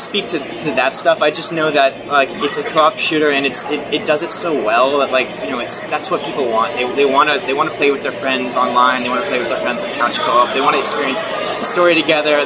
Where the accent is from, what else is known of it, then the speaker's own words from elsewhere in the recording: Florida, United States; I am from Florida